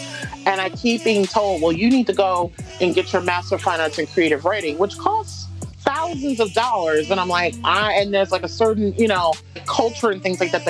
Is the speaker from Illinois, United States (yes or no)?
no; Detroit, Michigan, United States; moved away as an adult; now in Western Massachusetts, United States; born and raised in Detroit. Even though I haven't lived in Detroit for 12 years